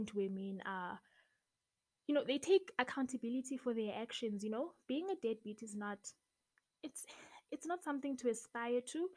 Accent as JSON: {"language": "English", "country": "South Africa", "said": "I'm from South Africa"}